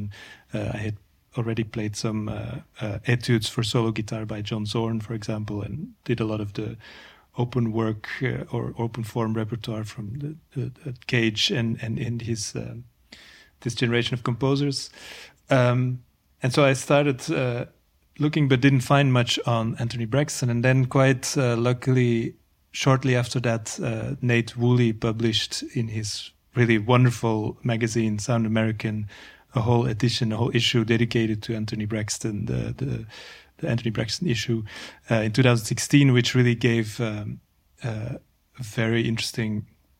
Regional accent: Antwerp, Flanders, Belgium; moved away as an adult; also born or lived in Ghent / New York City, United States / Paris, France; now in Brussels, Belgium; I grew up in Antwerp

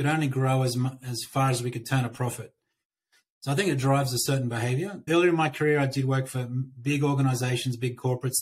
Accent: Australia; moved away as an adult; now in United States; I'm an Aussie that relocated about 3 years ago

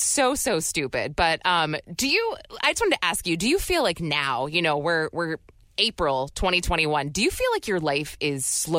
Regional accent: Bedford, New Hampshire, United States; I'm from New Hampshire, by the way, so we're neighbors.

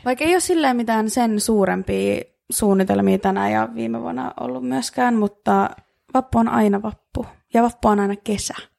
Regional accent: Helsinki, Uusimaa, Finland; me ollaan, no Helsingistä

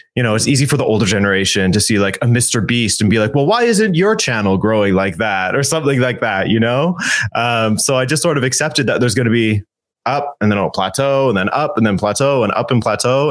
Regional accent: Canada; My parents okay. are from Portugal, but I was born in Canada

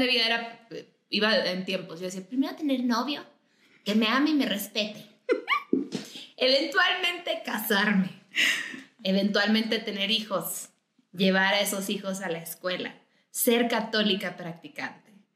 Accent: Mexicali, Baja California, Mexico; moved away as an adult; yo soy de Mexicali. Eh, yo estuve en Mexicali hasta los 18 años, fue cuando salí

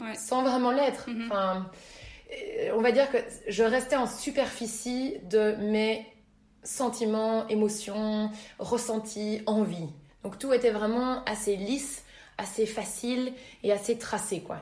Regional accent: Brussels, Brussels-Capital Region, Belgium; Je suis bruxelloise

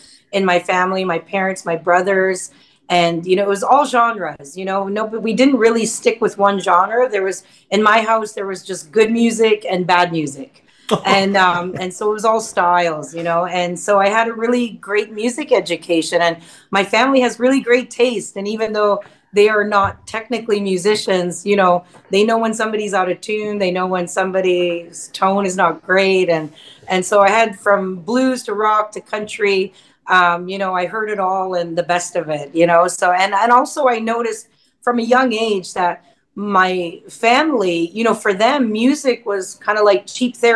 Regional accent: Wikwemikong First Nation, Ontario, Canada; now in Nashville, United States; I live in Nashville, Tennessee, and I'm from Wequimquam First Nations

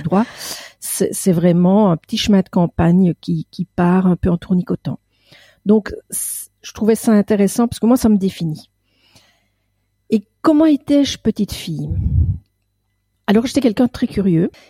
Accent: Belgium; Je suis belge

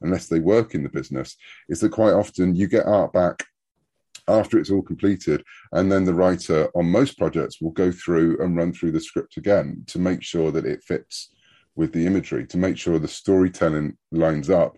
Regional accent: United Kingdom; when I was growing up in the UK.

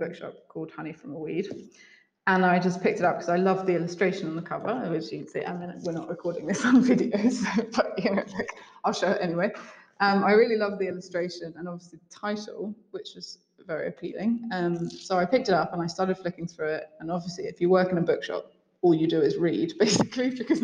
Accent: Devon, South West England, United Kingdom; moved away as an adult; also born or lived in London; now in Sardinia, Italy; I'm from Devon

